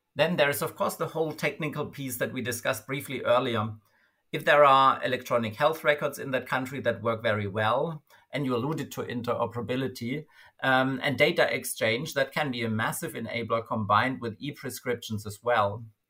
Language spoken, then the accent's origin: English; Germany; my home country, Germany